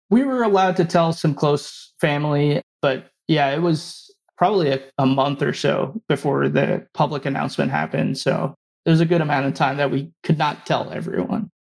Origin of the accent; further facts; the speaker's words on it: New Jersey, United States; also born or lived in West Lafayette, Indiana; I grew up in New Jersey, right outside of New York City